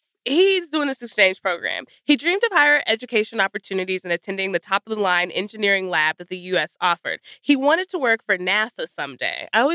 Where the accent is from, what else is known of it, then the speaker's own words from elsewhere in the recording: Texas, United States; I'm from Texas.